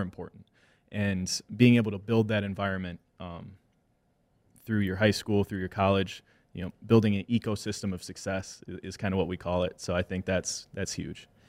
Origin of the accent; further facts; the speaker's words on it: Wisconsin, United States; I'm a mixed kid and I'm in an Irish, you know, Wisconsin family